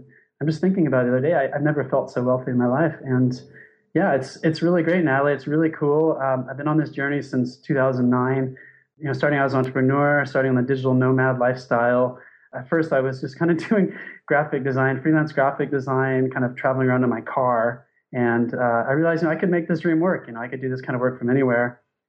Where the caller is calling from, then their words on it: Thailand; So I'm calling from Thailand.